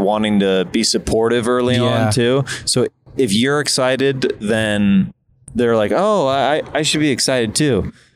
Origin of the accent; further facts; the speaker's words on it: Kansas, United States; moved away as an adult; me being a kid from Kansas